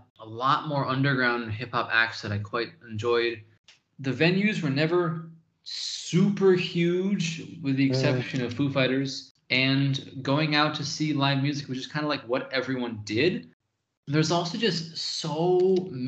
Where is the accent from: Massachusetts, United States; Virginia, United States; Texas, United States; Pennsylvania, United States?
Massachusetts, United States; Western; moved away as an adult; now in Taiwan; growing up in Western Mass, you know, kind of between Boston and New York in an area with a lot of colleges